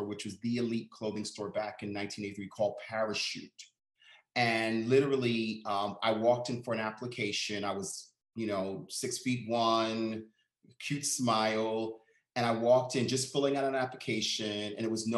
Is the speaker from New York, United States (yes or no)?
yes; New York City, New York, United States; I was born and raised in Harlem